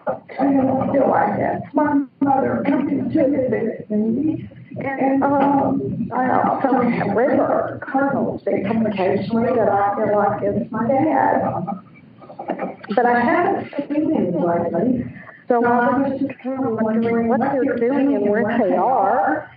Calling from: Orange Beach, Alabama, United States; Right now, I'm calling from Orange Beach, Alabama.

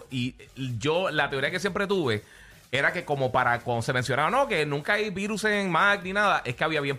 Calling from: Gurabo, Puerto Rico; De Gurabo.

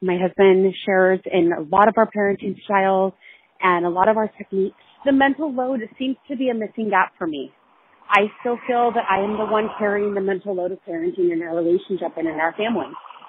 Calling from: Seattle, Washington, United States; I'm calling from Seattle.

